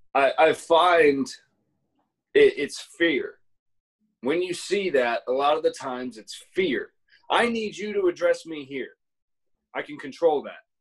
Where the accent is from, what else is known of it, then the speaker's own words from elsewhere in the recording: Ohio, United States; moved away as an adult; I was a kid from Ohio.